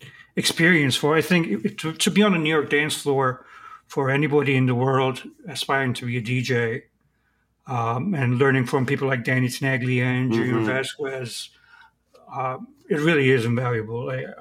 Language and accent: English; Istanbul, Turkey; born there; I was born in Istanbul, which is another, you know, crowded city.